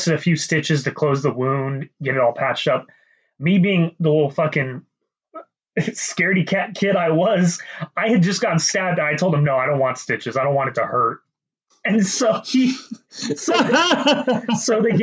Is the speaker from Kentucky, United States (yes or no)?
yes; Kentucky, United States; moved away; I'm originally from Kentucky